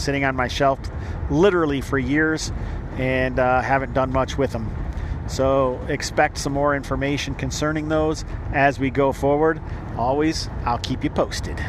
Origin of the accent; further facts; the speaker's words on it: United States; I am American